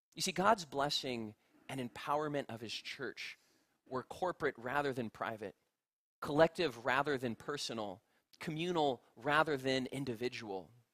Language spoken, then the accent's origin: English; United States; as an American